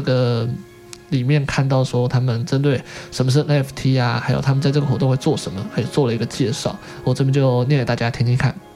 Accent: Taiwan; 我们台湾人

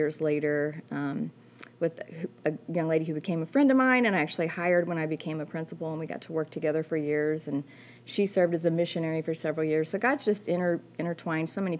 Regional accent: Park Hills, Missouri, United States; I'm from Park Hills, and I went to school at Central, graduated from there

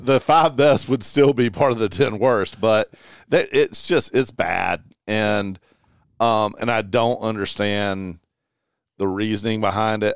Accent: Eastern North Carolina, United States; the area that I grew up in in Eastern North Carolina

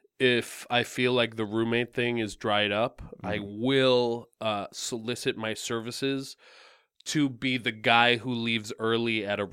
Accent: Canada; Okay. I'm Canadian.

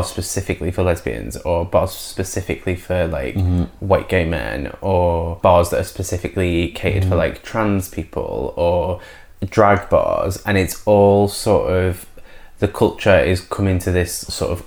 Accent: near Liverpool, North West England, United Kingdom; growing up near Liverpool

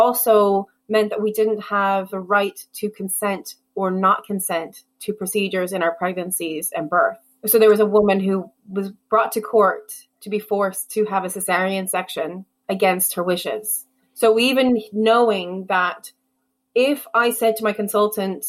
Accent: United States; moved away as an adult; now in Ireland; I'm American and because I'm white

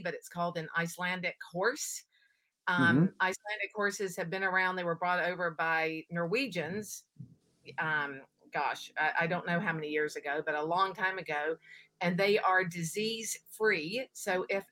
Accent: Oregon, United States; I'm from Oregon, so it does get cold here too

